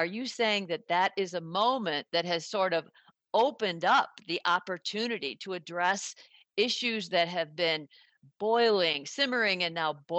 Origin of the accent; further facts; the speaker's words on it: United States; also born or lived in Detroit; As an American, I draw on the history that we were always grew up with, that, you know, American slaves escaped to Canada. You know, I'm based in Detroit